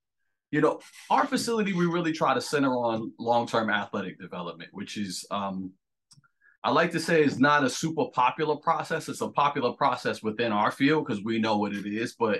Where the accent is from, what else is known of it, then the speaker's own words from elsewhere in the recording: Irvington, New Jersey, United States; also born or lived in Hillside, New Jersey; I'm a Jersey boy, born and bred.